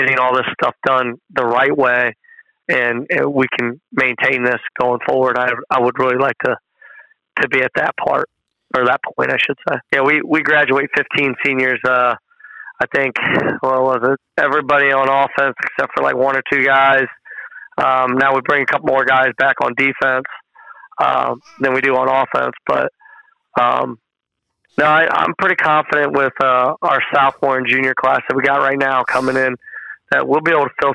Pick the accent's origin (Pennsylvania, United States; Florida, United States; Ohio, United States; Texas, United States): Ohio, United States; Ottawa; I'm originally from Ottawa, so, you know, I've always been up here